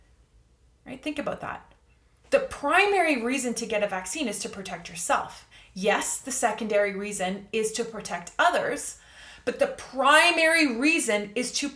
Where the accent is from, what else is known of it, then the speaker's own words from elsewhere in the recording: Canada; I'm going to speak from the perspective of a Canadian here. I'm Canadian